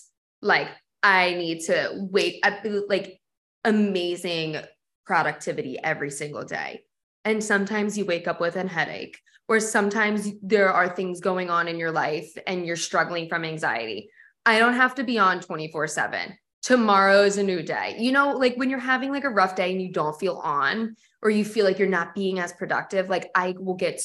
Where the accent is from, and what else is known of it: Delaware, United States; born or raised there; moved away as an adult; now in Philadelphia, United States